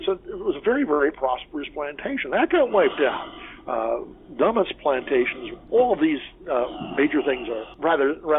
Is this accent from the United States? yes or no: yes; Fort Lauderdale, Florida, United States; I'm from Fort Lauderdale area, so originally